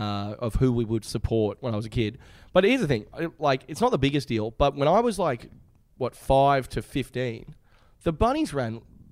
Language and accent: English; Sydney, New South Wales, Australia; Yeah, I'm from Manly originally.